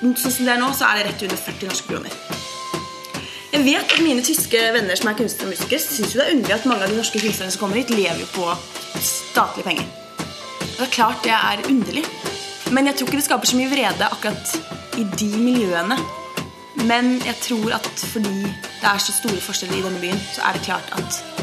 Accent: Oslo, Norway; moved away as an adult; now in Berlin, Germany; Jeg kommer fra Oslo og er veldig glad i Oslo

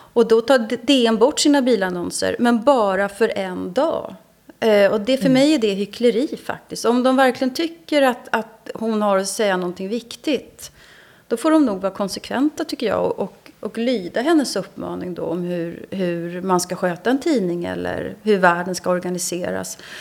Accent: Sweden; Jag som svensk

